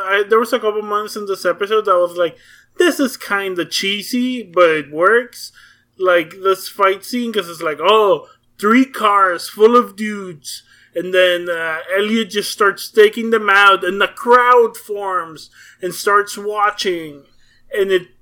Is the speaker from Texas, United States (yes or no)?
yes; Texas, United States; I'm from Texas